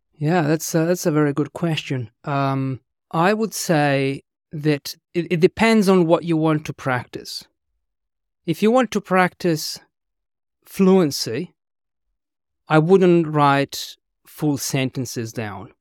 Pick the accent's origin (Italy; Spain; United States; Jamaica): Italy; English is a second language; moved away as an adult; also born or lived in London / Australia / New Zealand; I was born and raised in Italy. I couldn't speak English until I was in my twenties.